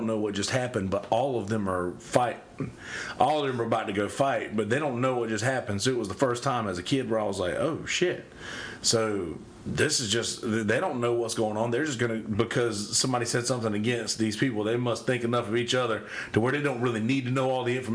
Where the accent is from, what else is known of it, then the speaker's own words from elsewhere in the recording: Timmonsville, South Carolina, United States; Like I grew up at in Timmonsville track, dude.